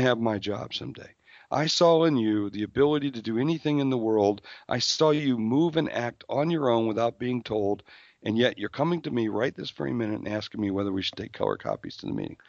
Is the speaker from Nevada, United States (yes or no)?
no; South Dakota, United States; I'm from South Dakota